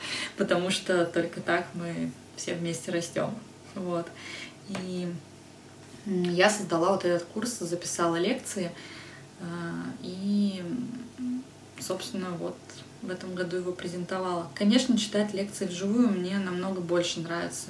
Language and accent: Russian; Podolsk, Moscow Oblast, Russia; Я тогда жила в Подольске, я вообще родом из Подольска